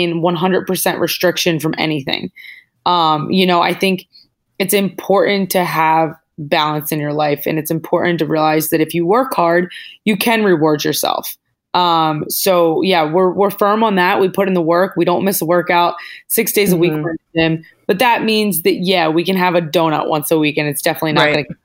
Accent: Northeast, United States; now in Los Angeles, United States; We're both from the Northeast

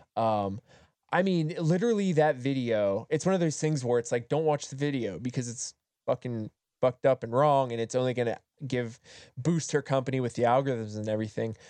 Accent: Appalachia, United States; moved away; also born or lived in Southern California; I grew up in Appalachia

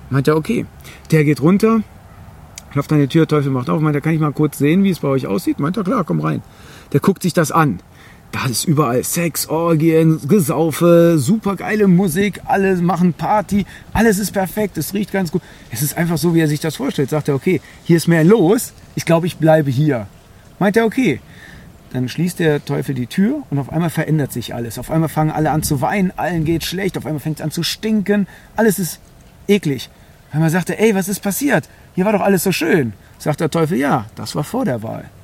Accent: Greece; So, und ich bin Grieche. Wir haben die Demokratie in Anführungszeichen erfunden.

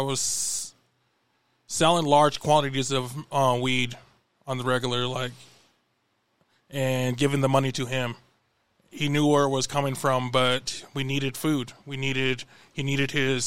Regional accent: Billings, Montana, United States; also born or lived in Crow Agency, Montana / Pryor, Montana; when I was about 5, my parents moved me to Bellings, and I spent most of my life here

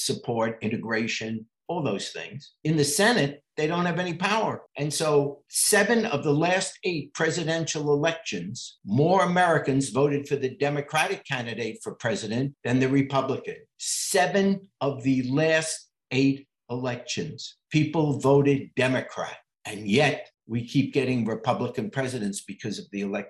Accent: England, United Kingdom; now in United States; I was born in England.

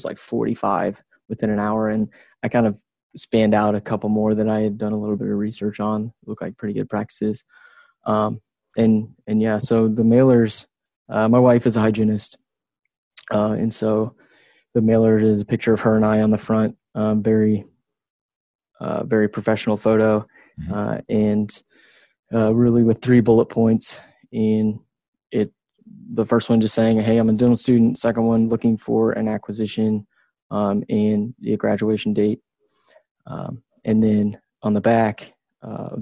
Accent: Southern Ohio, United States; moved away; I'm from a small town, Southern Ohio

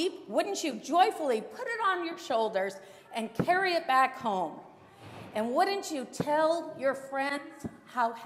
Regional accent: Maine, United States; I grew up in Maine

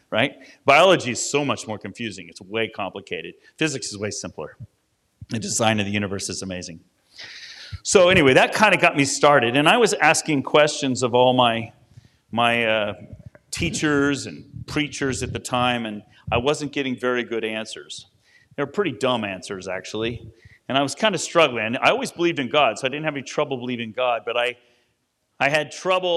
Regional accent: near San Francisco, California, United States; I grew up near San Francisco

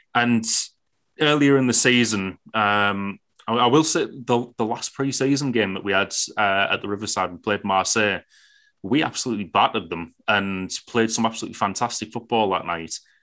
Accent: Billingham, North East England, United Kingdom; I'm from Billingham

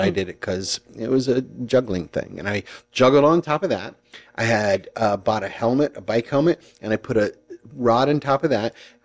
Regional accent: East Coast, United States; moved away; I'm from the East Coast

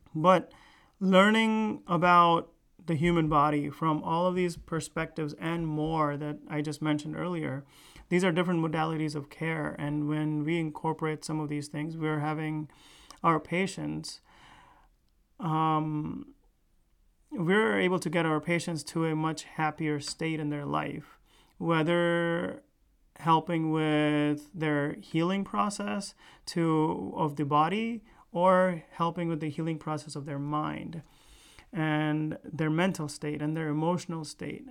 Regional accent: United States; also born or lived in India; raised in United States. I was really young when I moved here

